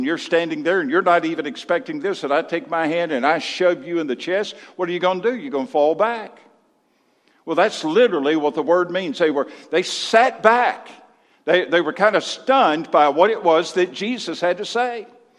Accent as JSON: {"language": "English", "region": "Mississippi", "country": "United States", "said": "I came from Mississippi 26 years ago. And in Mississippi, we had a statement when we were surprised or astonished by something."}